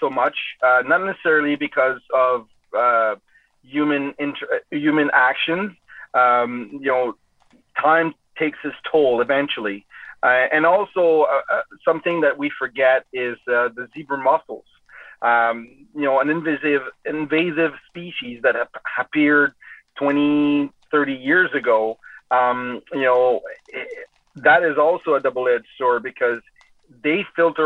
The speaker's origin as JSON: {"language": "English", "town": "Rimouski", "region": "Quebec", "country": "Canada", "moved": "yes", "lives_now": "Kingston, Canada", "said": "I come from Eastern Quebec in Rimouski, where the St. Lawrence River is about 60 kilometers wide"}